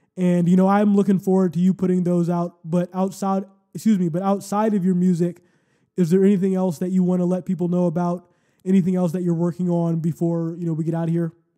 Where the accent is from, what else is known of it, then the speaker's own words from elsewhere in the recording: Cleveland, Ohio, United States; the city that we grew up